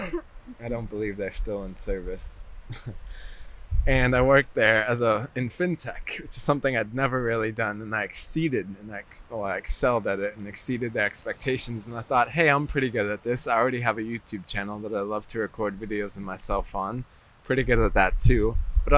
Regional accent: Boston, Massachusetts, United States; I was raised in Boston

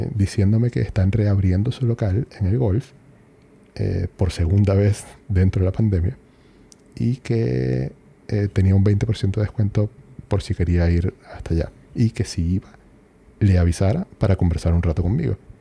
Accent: Venezuela; moved away as an adult; now in Chile; yo tenía en Venezuela uno de esos

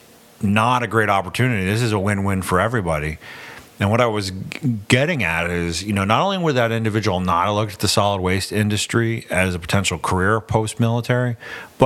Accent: Portland, Maine, United States; moved away as an adult; So I was born and raised in Portland. And as soon as I graduated high school, I joined the Navy, served for 21 years, came back to Maine

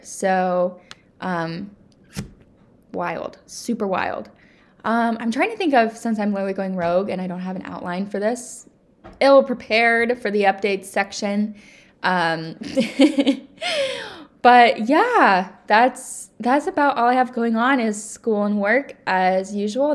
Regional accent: United States; I love being an American

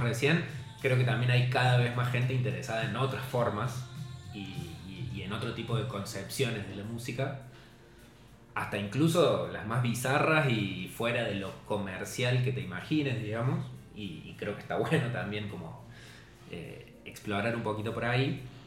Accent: Córdoba, Argentina; Hay mucha gente que piensa que somos de Buenos Aires. Y nos pregunta, ¿cuándo van a volver a Córdoba?

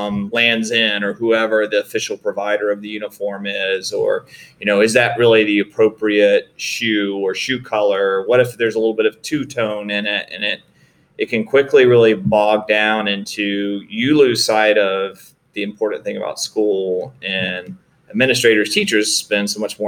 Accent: Greenville, South Carolina, United States; also born or lived in Sanford, North Carolina; my father, who was working for the textile mills, was relocated to Greenville, South Carolina. And that's where I spent my elementary and high school years, was in Greenville, South Carolina

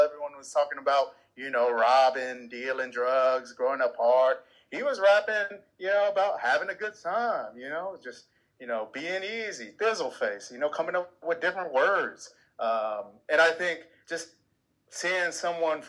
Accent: Bay Area, California, United States; moved away as an adult; also born or lived in Hawaii; Growing up in the Bay Area

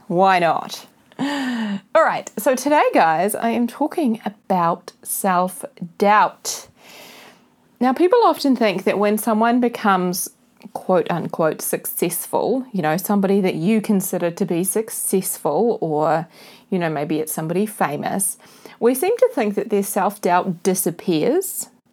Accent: New Zealand; This is being recorded from my hometown, New Zealand

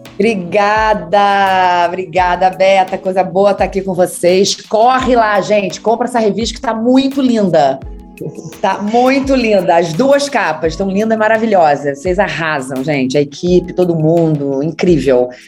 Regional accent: Macaé, Rio de Janeiro, Brazil; sou de Macaé

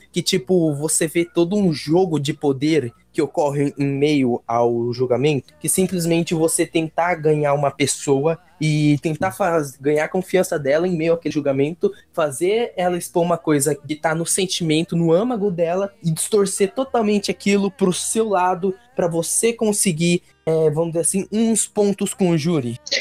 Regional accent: São Paulo, Brazil; also born or lived in Pernambuco; eu sou pernambucano, mas eu vivi minha vida inteira aqui em, em São Paulo, nesse bairro

